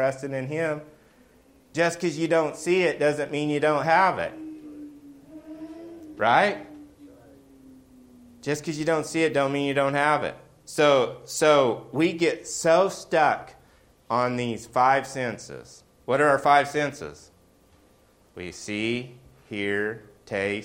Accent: the South, United States; I grew up in the South

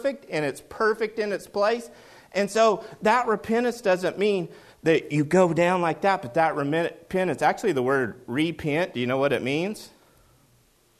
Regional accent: Oklahoma, United States; I'm from Oklahoma

